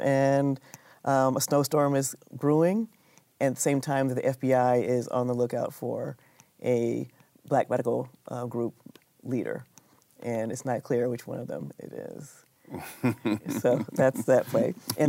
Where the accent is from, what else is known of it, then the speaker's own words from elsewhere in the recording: San Francisco, California, United States; moved away as an adult; also born or lived in upstate New York / Northampton, Massachusetts; now in Austin, United States; I was born in San Francisco, and I studied in California.